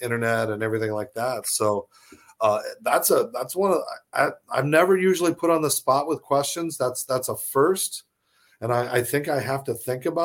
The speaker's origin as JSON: {"language": "English", "region": "Arizona", "country": "United States", "tie": "born or raised there", "moved": "yes", "said": "my home state of Arizona"}